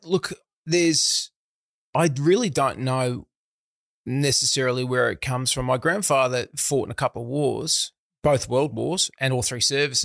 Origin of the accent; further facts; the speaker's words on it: Melbourne, Victoria, Australia; I grew up in a town called Eltham, which is in the outer suburbs of Melbourne